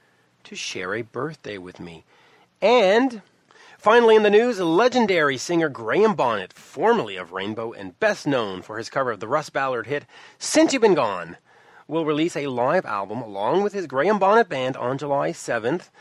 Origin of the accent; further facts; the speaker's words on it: Canada; as a Canadian